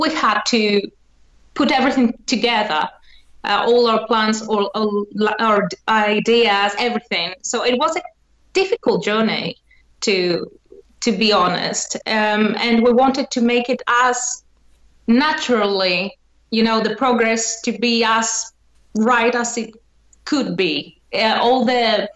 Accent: Athens, Attica, Greece; I'm from Athens

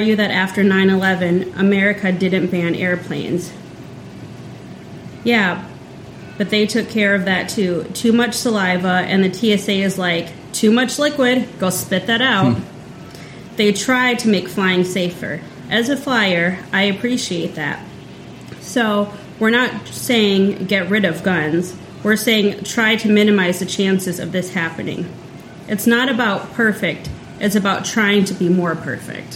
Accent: Central South Dakota, United States; growing up in Central South Dakota

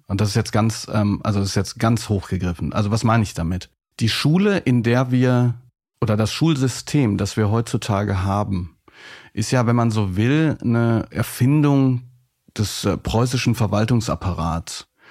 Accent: Hagen, North Rhine-Westphalia, Germany; ich bin in Hagen groß geworden

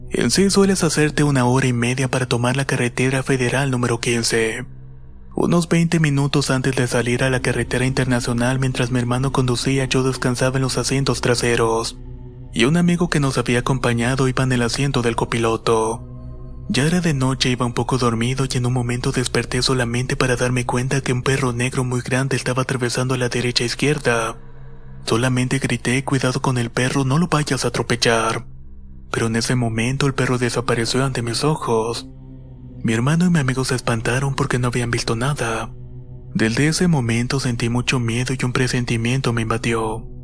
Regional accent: Villa del Rosario, Norte de Santander, Colombia; Soy de Villa de Rosario Norte de Santander, Colombia. Soy ciclista

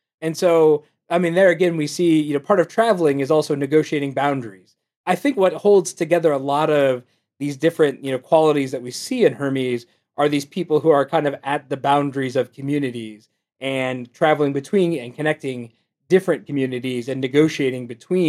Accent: Akron, Ohio, United States; I'm from the Akron area originally.

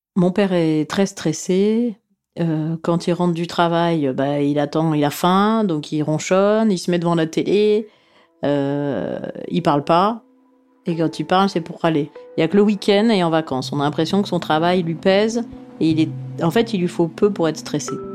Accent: Sofia, Sofia City, Bulgaria; Je suis née à Sofia, en Bulgarie

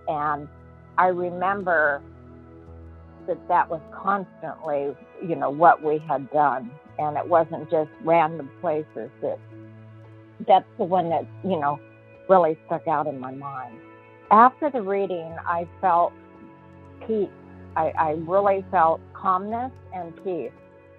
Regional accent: Apple Valley, California, United States; I'm from Apple Valley, California.

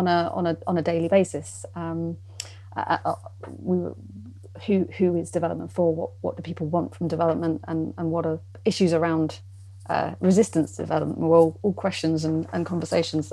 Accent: Portsmouth, South East England, United Kingdom; I grew up in Portsmouth

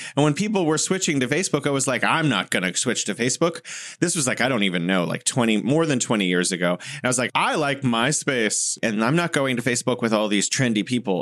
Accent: United States; as an American

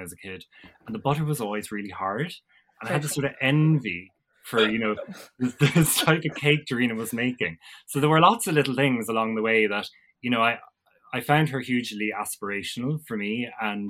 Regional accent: Ballyhooly, Munster, Ireland; I come from Ballyhooly in North Cork, small town between Fermoy and Mallow, rolling countryside and all of that. So I grew up on a small farm

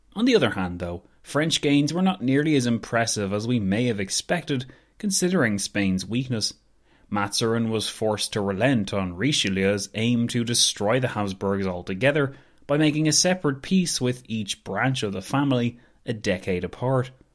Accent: Ireland; as an Irish person

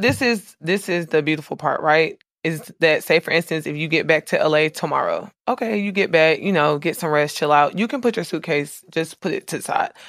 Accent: Jacksonville, Florida, United States; I'm from, I was raised in Florida. Duval

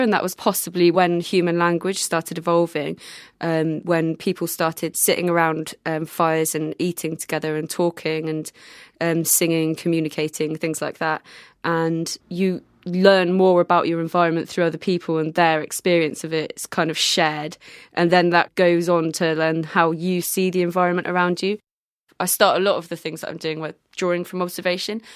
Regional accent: Bristol, South West England, United Kingdom; I grew up in Redfield

